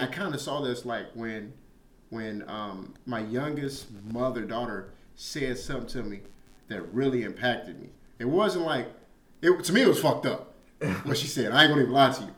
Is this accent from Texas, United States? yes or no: no; Chicago, Illinois, United States; moved away; I'm from Chicago, South Side.